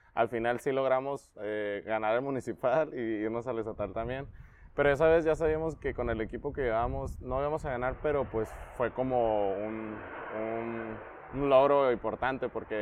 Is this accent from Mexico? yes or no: yes; Tecate, Baja California, Mexico; also born or lived in Acapulco / Tijuana; nací en Acapulco nada más, pero me crié en Tecate